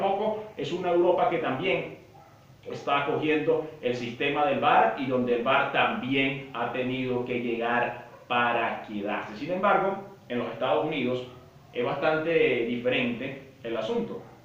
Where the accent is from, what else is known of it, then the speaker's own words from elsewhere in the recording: Venezuela; como venezolano